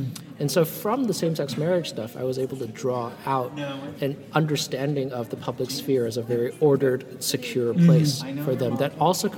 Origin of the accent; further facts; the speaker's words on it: Vancouver, British Columbia, Canada; also born or lived in San Francisco, United States; And so I thought, okay, well, I'm from Vancouver and San Francisco.